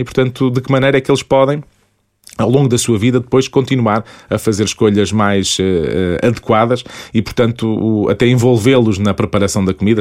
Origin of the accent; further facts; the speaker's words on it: Portugal; a nossa vivência enquanto portugueses